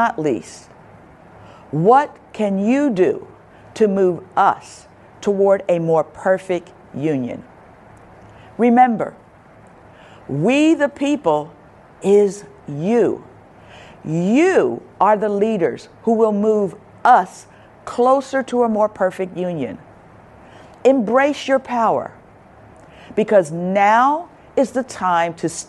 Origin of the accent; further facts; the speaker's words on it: Chester, Pennsylvania, United States; moved away; I was born and raised in Chester, Pennsylvania, which is 20 minutes from Philadelphia